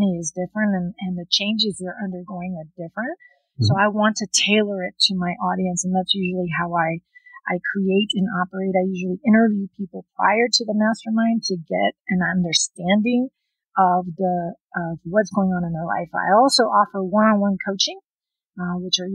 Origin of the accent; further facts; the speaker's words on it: South Texas, United States; also born or lived in Lyon, France; They raised us in South Texas